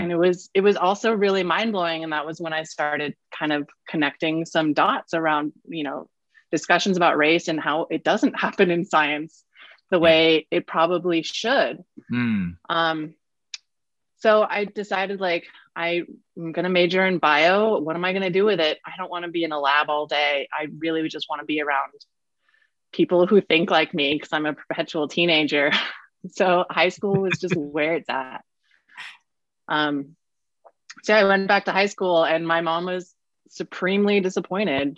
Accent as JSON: {"language": "English", "town": "San Francisco", "region": "California", "country": "United States", "tie": "born or raised there", "also_born_or_lived": "Brooklyn", "moved": "as an adult", "lives_now": "Denver, United States", "said": "born and raised in San Francisco"}